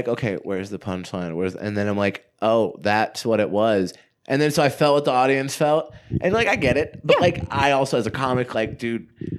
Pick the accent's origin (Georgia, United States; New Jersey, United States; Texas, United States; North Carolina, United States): Georgia, United States; Gwinnett County; moved away as an adult; now in Portland, United States; Like I grew up in the suburbs of Gwinnett County.